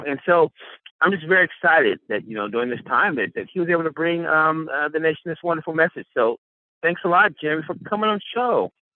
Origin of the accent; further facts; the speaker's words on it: Los Angeles, California, United States; I grew up in Los Angeles